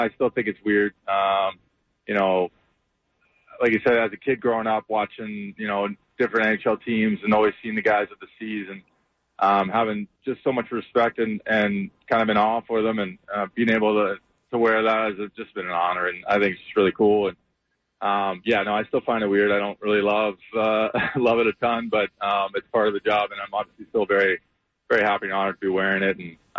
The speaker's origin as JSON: {"language": "English", "country": "Canada", "tie": "born or raised there", "said": "Yeah, no, Canada likes to do something just a little bit closer or about the same time, but we have our Canada Day actually tomorrow on July 1st"}